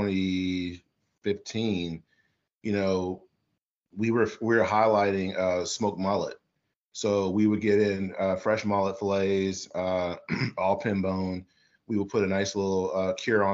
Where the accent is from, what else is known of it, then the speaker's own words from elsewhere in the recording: Midwest, United States; moved away; also born or lived in the South; growing up in the South, but growing up in the Midwest, but understanding it and cooking in the South for a long time